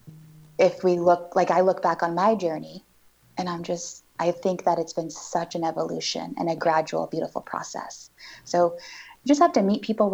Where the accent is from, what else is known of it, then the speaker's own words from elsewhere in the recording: Northeast Oregon, United States; also born or lived in Portland area; I was born and raised here in Oregon